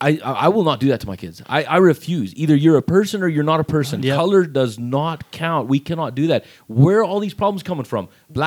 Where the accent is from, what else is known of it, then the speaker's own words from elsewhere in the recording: Seminole, Texas, United States; also born or lived in Lamesa, Texas; I grew up here. I was born and raised in Texas. I was born in La Mesa, raised right here in Seminole.